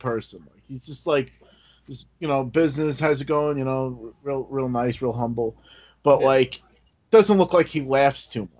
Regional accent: United States; I'm American millennial.

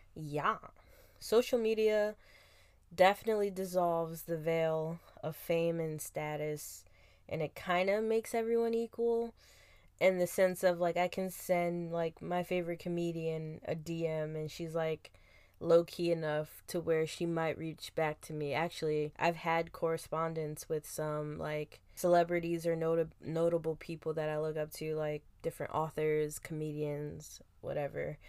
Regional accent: Philadelphia, Pennsylvania, United States; I come from Philadelphia where tough roughness was like the love language

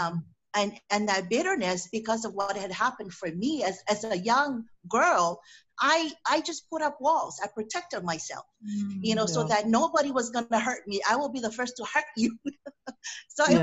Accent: Afono, American Samoa; growing up in American Samoa, born and raised in American Samoa

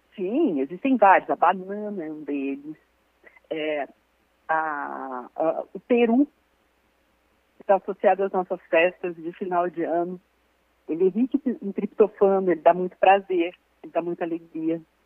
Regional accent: interior of Minas Gerais, Brazil; eu sou do interior de Minas

